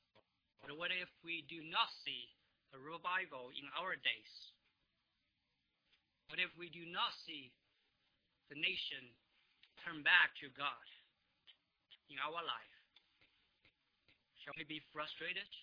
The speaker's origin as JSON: {"language": "English", "country": "China", "moved": "yes", "lives_now": "United States", "said": "I come from China, but I became a Christian here in the United States"}